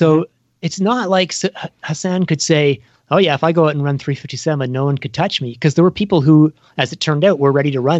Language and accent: English; Canada; as a Canadian